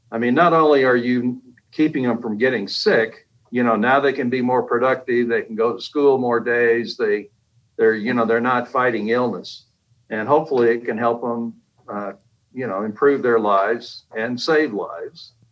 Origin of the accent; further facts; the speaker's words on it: Kilgore, Texas, United States; also born or lived in Japan / Germany / New Hampshire / Alabama; Well, I was an Air Force brat growing up. I was born in Japan, and then my dad traveled the world. Up, you know, from Germany to New Hampshire to Alabama to Texas to you name it. And I finished high school in uh, in East Texas, Kilgore